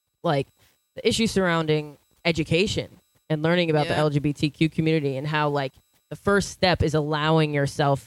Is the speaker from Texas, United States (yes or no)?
no; Syosset, New York, United States; am from Syosset. We live like 10 minutes away from each other, Val and I. But we went to different elementary schools